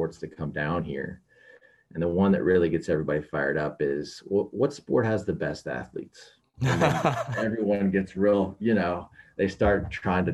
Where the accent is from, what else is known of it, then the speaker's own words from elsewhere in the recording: Nashville, Tennessee, United States; moved away as an adult; also born or lived in Oxford, Ohio; I grew up in Nashville, Tennessee, but I'm Midwesterner. My whole family's from Detroit